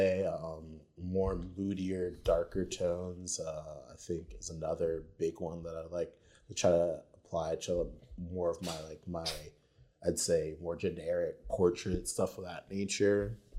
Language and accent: English; Florida, United States; I'm from Florida.